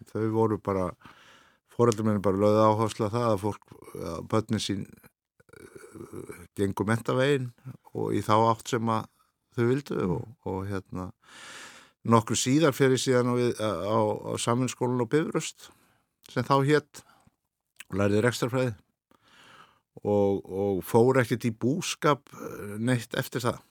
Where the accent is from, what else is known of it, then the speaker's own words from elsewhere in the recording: Birkihlíð, Reykholtsdalur, Borgarfjörður, Western Region, Iceland; also born or lived in Hvanneyri; uppalinn á bæði sem heitir Birkilhið í Reykjóldstæli borgarhið